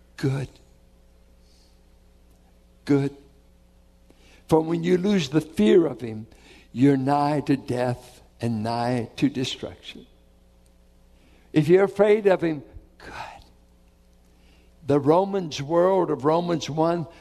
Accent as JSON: {"language": "English", "town": "Richmond", "country": "United States", "tie": "born or raised there", "said": "I grew up in Richmond"}